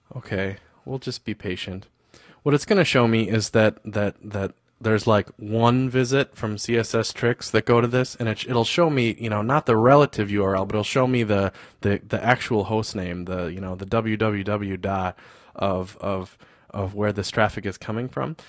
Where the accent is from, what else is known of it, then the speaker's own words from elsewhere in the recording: United States; I'm from the States